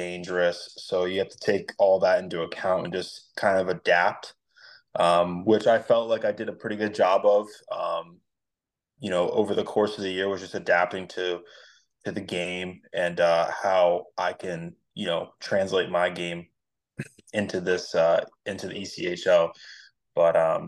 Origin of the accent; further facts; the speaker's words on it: Vero Beach, Florida, United States; also born or lived in Fredericksburg, Virginia; I'm in Vero Beach, Florida. So this is where I grew up and went to high school